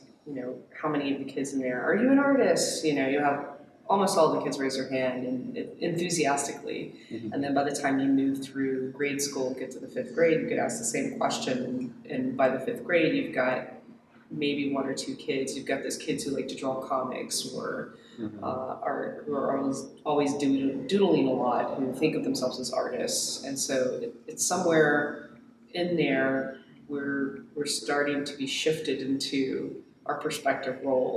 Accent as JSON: {"language": "English", "area": "Gwinnett County, Metro Atlanta", "region": "Georgia", "country": "United States", "tie": "born or raised there", "also_born_or_lived": "South Carolina", "said": "I grew up in Gwinnett County. So I am a Metro Atlanta native and went to school mostly in Georgia"}